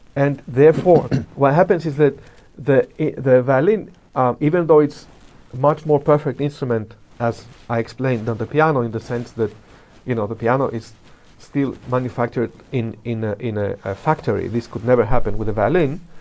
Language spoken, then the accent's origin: English; Greece; if I start talking immediately, you can realize that I come from Greece